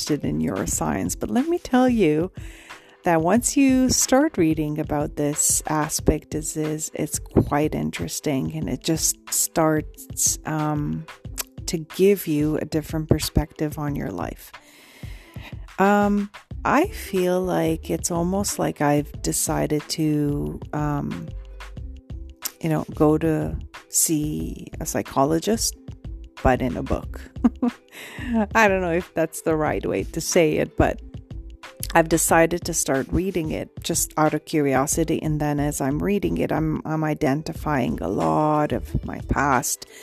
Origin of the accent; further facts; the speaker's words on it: Romania; now in Canada; I have immigrated here from Romania, so born and raised in Romania.